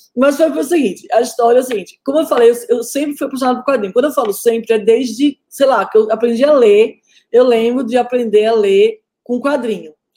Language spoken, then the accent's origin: Portuguese; Northeast Region, Brazil; eu sou nordestina